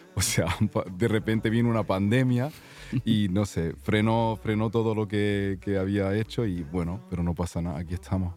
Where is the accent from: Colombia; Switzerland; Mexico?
Switzerland; Zurich; also born or lived in Granada, Spain; Pues, pues soy andaluz de Granada mi madre son de Granada, pero yo me he criado en Suiza, en Zúrich, así que ahí es donde estoy viviendo de momento